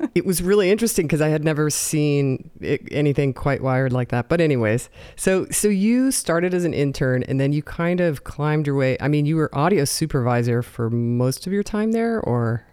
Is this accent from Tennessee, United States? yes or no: no; Southern California, United States; I was in SoCal